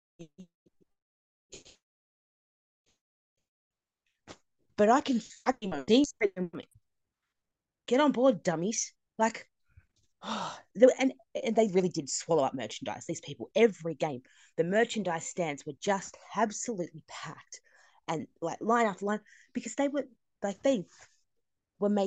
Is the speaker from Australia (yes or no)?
yes; Australia; I am an Australian. I am in Australia